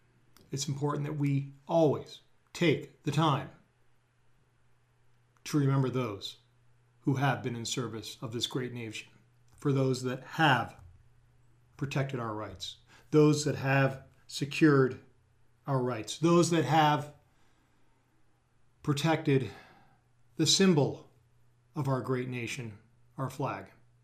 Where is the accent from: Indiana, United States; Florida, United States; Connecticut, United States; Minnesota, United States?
Florida, United States; St. Petersburg; I'd been invited back to my hometown of St. Petersburg, Florida in the spring of 2013 to give a speech